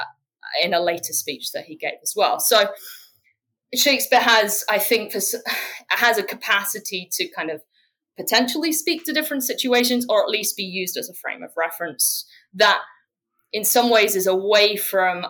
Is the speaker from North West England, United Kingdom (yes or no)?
no; near Cambridge, East of England, United Kingdom; I grew up near Cambridge